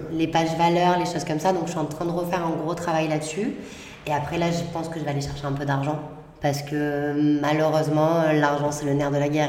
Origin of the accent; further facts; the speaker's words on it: Marseille, Provence-Alpes-Côte d'Azur, France; J'ai grandi, euh, à Marseille, dans, avec les gens, euh, Marseille huitième